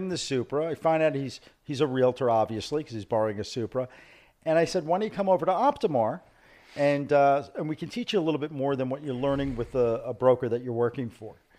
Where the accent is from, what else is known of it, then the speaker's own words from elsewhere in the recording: New York City, New York, United States; moved away as an adult; now in South Florida, United States; I'm not from Argentina. I'm from Brooklyn.